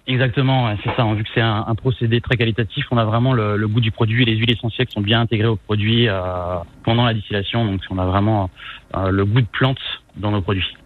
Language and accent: French; Rennes, Brittany, France; Je suis originaire de Rennes